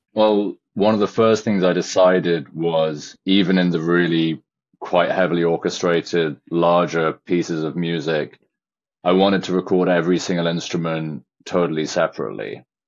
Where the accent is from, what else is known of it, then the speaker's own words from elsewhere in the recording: Shropshire, West Midlands, United Kingdom; I was raised in Shropshire, which is a very remote rural farming county in England on the border of Wales